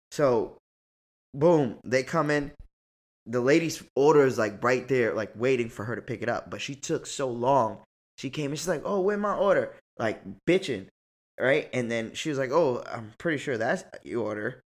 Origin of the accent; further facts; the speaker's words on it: New York, United States; oh, you better not get an attitude with me, bitch. I'm from New York.